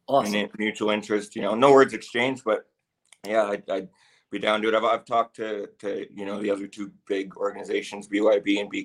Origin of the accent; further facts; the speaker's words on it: Canada; I am Canadian